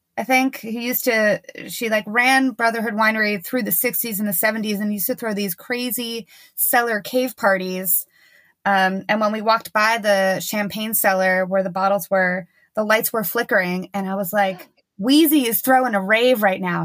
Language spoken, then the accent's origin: English; New York, United States; I'm from New York